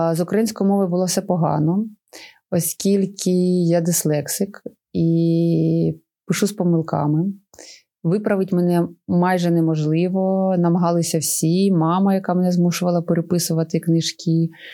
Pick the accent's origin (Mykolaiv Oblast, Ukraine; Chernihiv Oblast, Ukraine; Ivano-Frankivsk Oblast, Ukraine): Chernihiv Oblast, Ukraine; нашої Чернігівської області